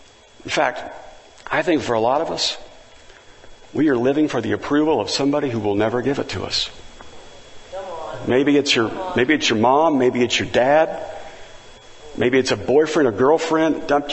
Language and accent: English; Valencia, California, United States; He says, where are you from? And I said, Valencia, California.